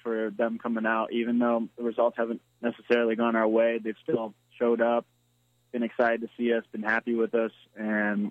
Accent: San Clemente, California, United States; moved away as an adult; also born or lived in San Diego; now in Charleston, United States; I was in Southern California, so I was, like, right in between L.A. and San Diego

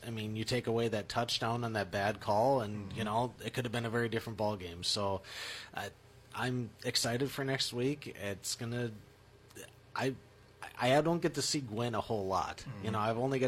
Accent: Minnesota, United States; now in Michigan, United States; growing up in Minnesota

